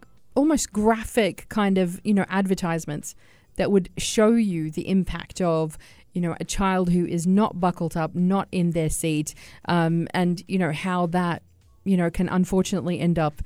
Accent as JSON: {"language": "English", "country": "Australia", "moved": "yes", "lives_now": "United Arab Emirates", "said": "I come from Australia."}